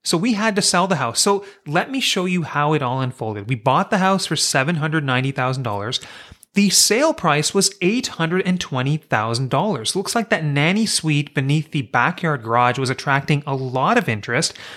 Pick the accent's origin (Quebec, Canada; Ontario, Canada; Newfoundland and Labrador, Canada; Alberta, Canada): Ontario, Canada; Kingston; moved away as an adult; also born or lived in British Columbia; I'm from Kingston, Ontario, and I went to Queen's University for undergrad.